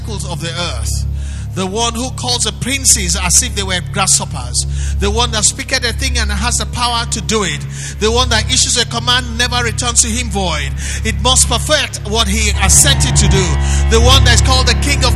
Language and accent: English; Nigeria; I am not a Nigerian by accident